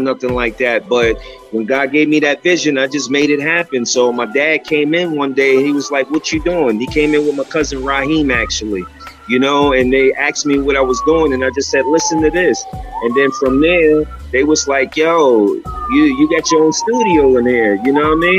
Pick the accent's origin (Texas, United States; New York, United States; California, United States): New York, United States; New York City; growing up in Spanish Harlem